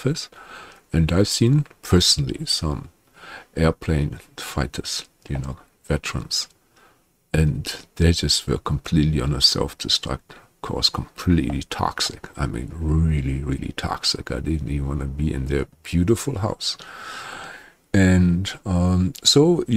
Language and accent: English; Germany; I'm from Germany